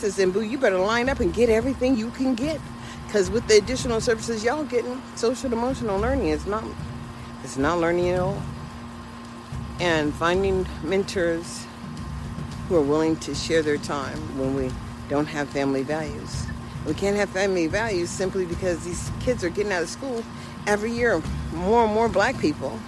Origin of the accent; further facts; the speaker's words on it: United States; I am an American